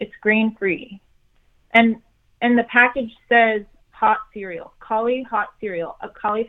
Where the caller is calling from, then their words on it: Los Angeles, California, United States; I am calling from the best part of Los Angeles.